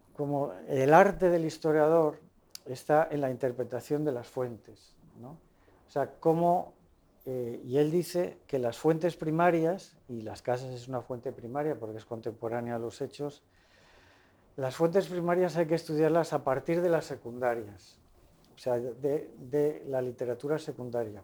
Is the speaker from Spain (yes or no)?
yes; Madrid, Community of Madrid, Spain; moved away; cuando era pues casi adolescente, eh, participaba en una catequesis que íbamos en Madrid